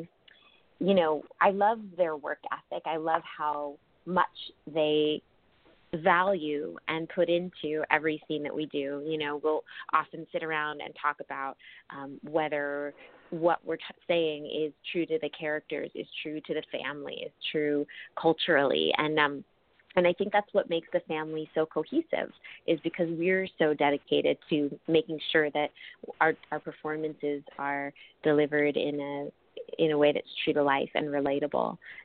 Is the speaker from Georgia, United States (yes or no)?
no; New York City, New York, United States; moved away as an adult; also born or lived in St. Louis, Missouri; now in Los Angeles, United States; being a New Yorker